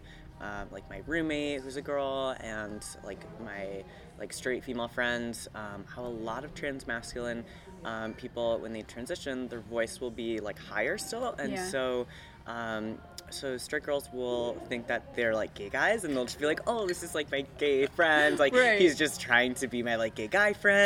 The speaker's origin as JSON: {"language": "English", "region": "Midwest", "country": "United States", "tie": "born or raised there", "moved": "yes", "lives_now": "Arizona, United States", "said": "But I grew up in the Midwest, which was a little bit more conservative, and now we're here in Arizona"}